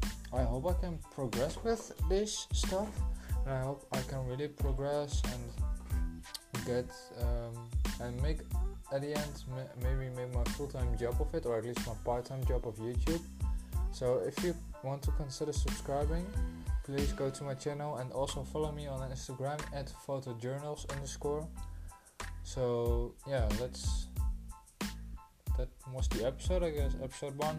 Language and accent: English; Netherlands; I'm a Dutch boy from the Netherlands. Of course I'm from the Netherlands, because I'm Dutch